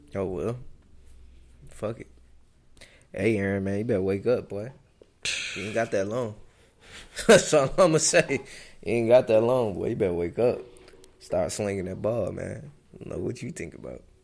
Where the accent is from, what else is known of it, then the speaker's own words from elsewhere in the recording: East Coast, United States; growing up on the East, on the East Coast